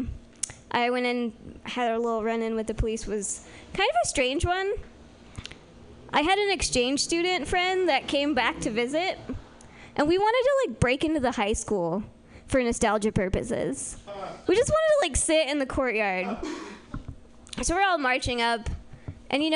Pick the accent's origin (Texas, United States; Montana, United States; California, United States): California, United States; Healdsburg; I'm from Healdsburg